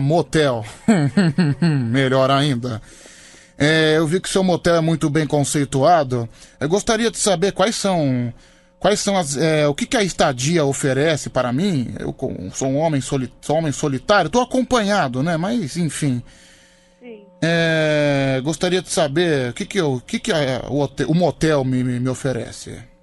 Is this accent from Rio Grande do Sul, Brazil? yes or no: no; Guarujá, São Paulo, Brazil